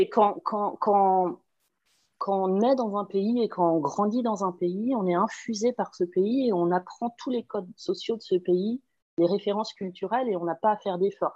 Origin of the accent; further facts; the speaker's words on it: Pays de la Loire, France; moved away as an adult; now in Ireland; je suis originaire de Loire-Atlantique en France et j'habite en Irlande depuis très longtemps